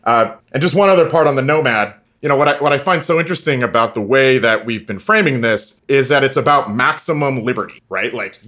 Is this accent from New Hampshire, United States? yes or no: no; St. Louis, Missouri, United States; also born or lived in Akron / Cleveland / Kentucky; And I'm sort of a product of the American Midwest. I grew up in St. Louis, Akron, Cleveland, some time in Kentucky.